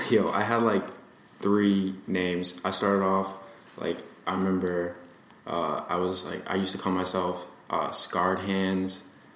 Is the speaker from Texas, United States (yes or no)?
no; Massachusetts, United States; No. I've always been in Massachusetts. I was born on the Cape, and then I moved closer to, like, Fall River and more urban areas. And that's how I ended up in Somerset.